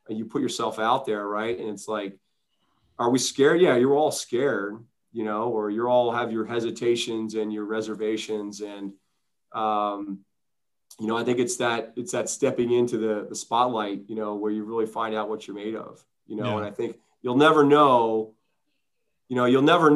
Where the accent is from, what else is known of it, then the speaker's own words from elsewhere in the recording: East Coast, United States; now in Southern California, United States; I grew up in the East Coast